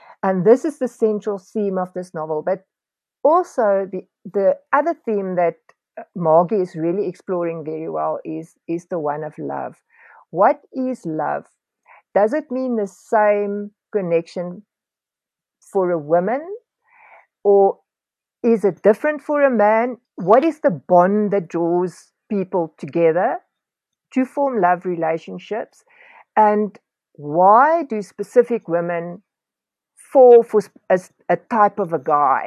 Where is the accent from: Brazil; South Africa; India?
South Africa; as a South African living in this time